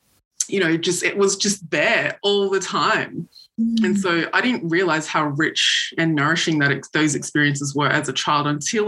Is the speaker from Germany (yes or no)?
no; Brisbane, Queensland, Australia; moved away as an adult; also born or lived in Rabaul, Papua New Guinea; now in Melbourne, Australia; I grew up on the land of the Yuggera peoples in Brisbane. Spent my childhood there, even though I was born in Rabaul.